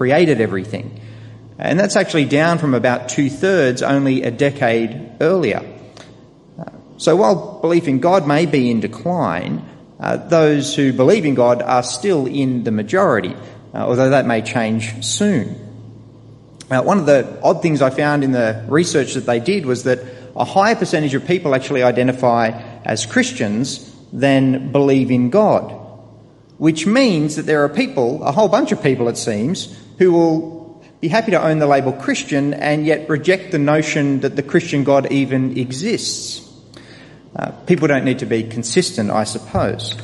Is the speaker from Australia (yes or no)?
yes; Sydney, New South Wales, Australia; I was born in Australia, just down the road here, in fact, at Camperdown